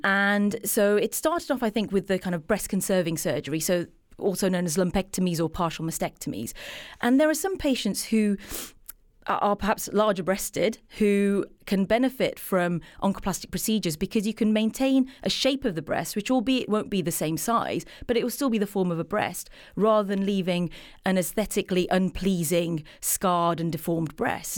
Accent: England, United Kingdom; I'm from England

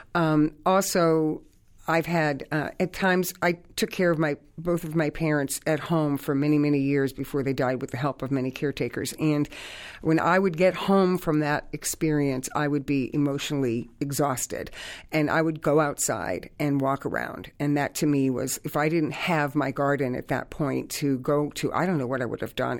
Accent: Hartford, Connecticut, United States; I grew up in the North End of Hartford.

